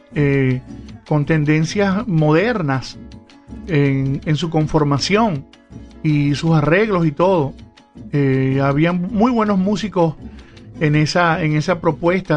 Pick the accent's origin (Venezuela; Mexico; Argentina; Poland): Venezuela; como venezolanos